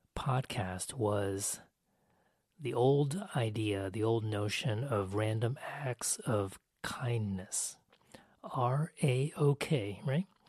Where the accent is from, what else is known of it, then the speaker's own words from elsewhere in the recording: United States; I'm Asian American